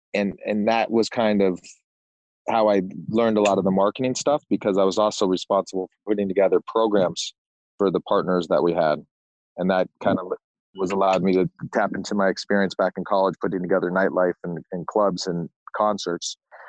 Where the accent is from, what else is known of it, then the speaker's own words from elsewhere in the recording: suburb outside San Francisco, Northern California, United States; moved away as an adult; also born or lived in Arizona / Los Angeles; I grew up in Northern California in a small little suburb outside of San Francisco. I went to school out at University of Arizona. I migrated to Los Angeles after University of Arizona.